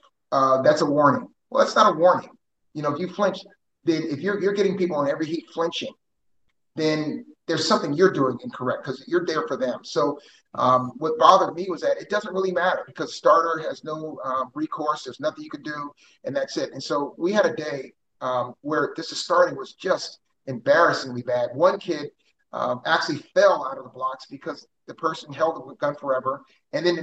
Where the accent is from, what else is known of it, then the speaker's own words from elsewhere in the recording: New Jersey, United States; moved away as an adult; now in Houston, United States; I grew up in South Jersey, so I'm a Philly and Houston fan. I mean, I grew up there in my parents' house, and I became an adult here in my own house.